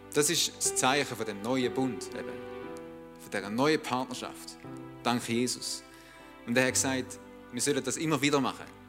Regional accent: Switzerland

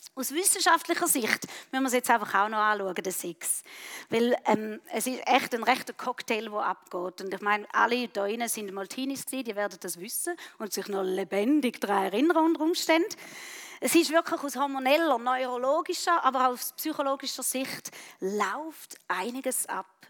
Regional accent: Switzerland; Bei uns in der Schweiz

